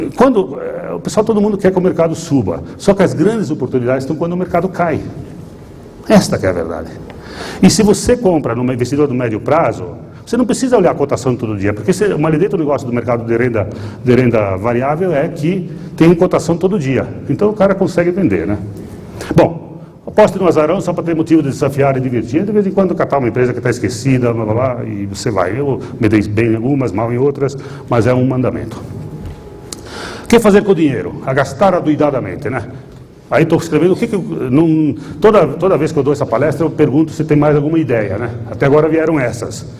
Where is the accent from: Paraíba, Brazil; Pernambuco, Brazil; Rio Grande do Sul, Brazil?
Rio Grande do Sul, Brazil; Nova Bassano; accent: gaúcho misturado com italiano; Nova Bassano, que é onde eu nasci